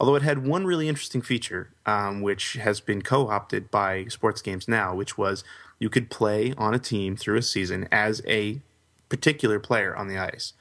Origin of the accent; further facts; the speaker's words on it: Canada; growing up in Canada